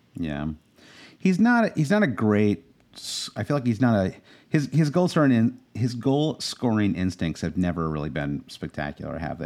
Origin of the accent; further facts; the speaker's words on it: United States; as an American